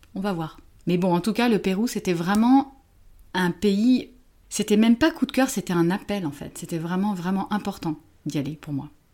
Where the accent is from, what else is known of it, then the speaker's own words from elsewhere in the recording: Paris, Île-de-France, France; je viens de Paris, je suis française